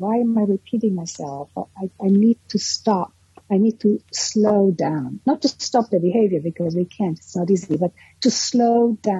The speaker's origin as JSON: {"language": "English", "region": "New York", "country": "United States", "said": "I come from New York, which is still very psychoanalytic."}